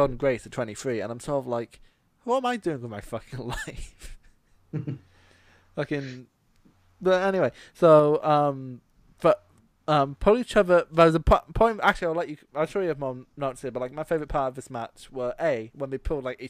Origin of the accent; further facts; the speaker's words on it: Scotland, United Kingdom; most people don't know I'm Scottish until we mention it.